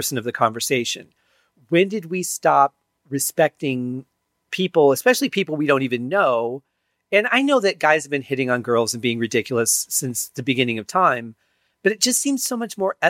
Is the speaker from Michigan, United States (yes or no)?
yes; Detroit, Michigan, United States; I grew up in Detroit, you know, just outside of the city.